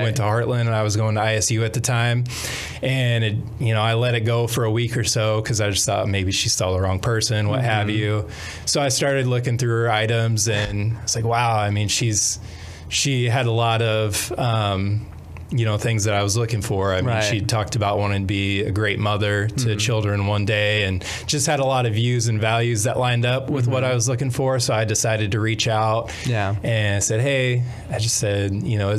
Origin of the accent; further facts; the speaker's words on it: Champaign, Illinois, United States; also born or lived in Bloomington-Normal, Illinois / Peoria, Illinois; I grew up around Champaign, Mahomet Seymour area, and lived there for most of my life